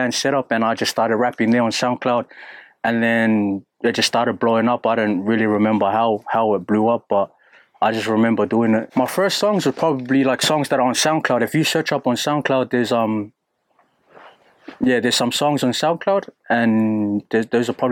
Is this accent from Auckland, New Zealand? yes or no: yes; Auckland, New Zealand; moved away as an adult; also born or lived in Manurewa, Auckland / Brisbane, Australia / Sydney, Australia; I'm from Auckland, South Auckland. I was born and raised in Otara